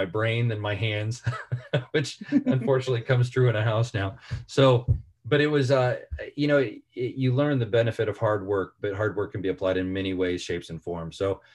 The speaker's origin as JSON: {"language": "English", "region": "Central Illinois", "country": "United States", "tie": "born or raised there", "said": "I grew up in Central Illinois, which is a town of about 4,500 people"}